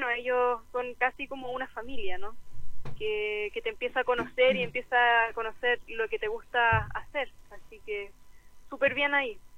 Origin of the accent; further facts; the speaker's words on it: Chile; porque tenemos muy buenos ilustradores aquí en Chile, muy buenos.